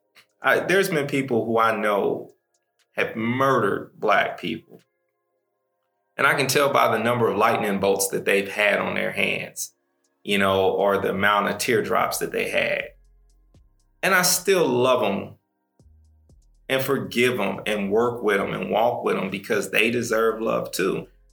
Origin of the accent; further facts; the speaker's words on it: Midwest, United States; So, like, I'm from the Midwest. We don't say he, him, his when we introduce ourselves.